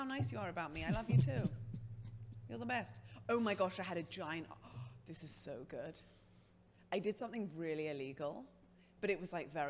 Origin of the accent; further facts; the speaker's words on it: London, United Kingdom; England, London.